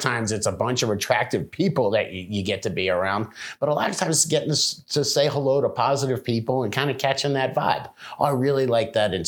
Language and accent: English; South Florida, United States; moved away; I grew up in South Florida in the 80s